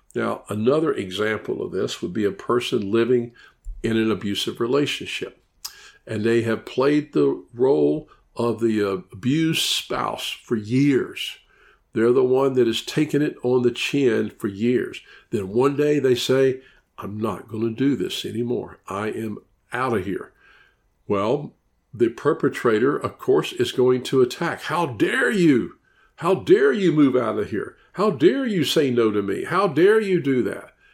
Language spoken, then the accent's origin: English; Memphis, Tennessee, United States; moved away as an adult; now in Orlando, United States; I'm from Memphis, Tennessee. I lived there for fifty years